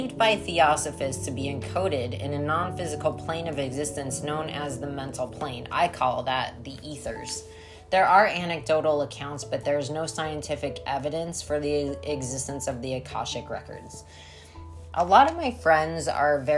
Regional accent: Colorado, United States; I'm from Colorado

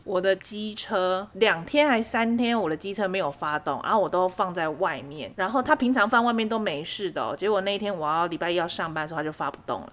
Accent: southern Taiwan, Taiwan; 我们南部人自己乖乖的啦

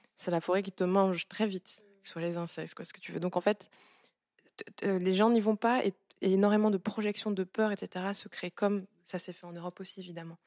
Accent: Gabon; now in France; Je viens du Gabon

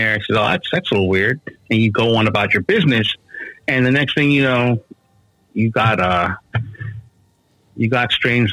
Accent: New York City, New York, United States; moved away; also born or lived in Brooklyn / Beacon, New York; I grew up on the Upper West Side of Manhattan.

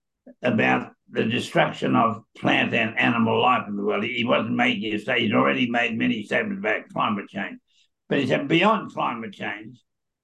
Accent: Australia; also born or lived in Queensland; I'm an Australian who is happily living in Queensland, but I'm an Aussie.

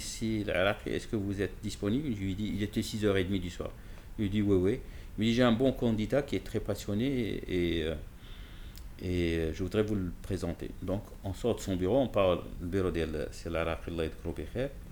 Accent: Casablanca, Casablanca-Settat, Morocco; je ne viens pas de Genève, je viens de Casablanca.

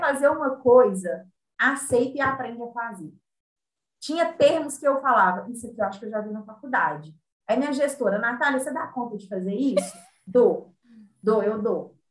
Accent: Belo Horizonte, Minas Gerais, Brazil; Eu sou de BH.

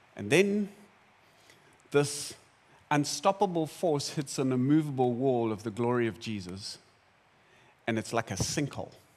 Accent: South Africa; I'm South African

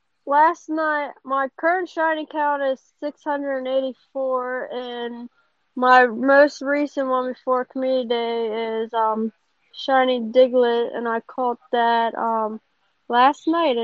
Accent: Frederick, Maryland, United States; I'm from Frederick, Maryland.

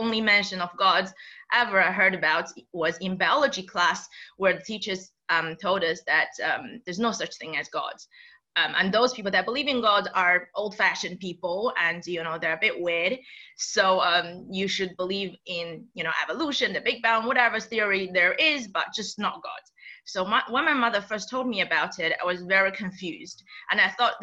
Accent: China; moved away; growing up in China, I was educated, under the communist regime

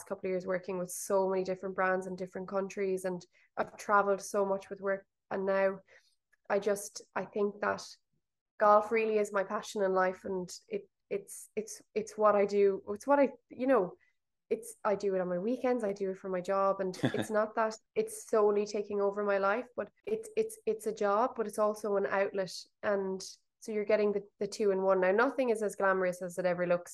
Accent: Limerick, Munster, Ireland; I'm from Limerick

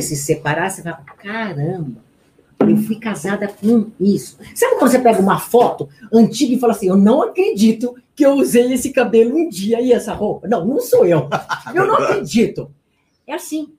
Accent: Garça, São Paulo, Brazil; accent: interior; now in São Paulo, Brazil; Eu nasci em Garça, né? É, eu, eu, saí da cidade do interior, mas o interior não saiu de dentro de mim

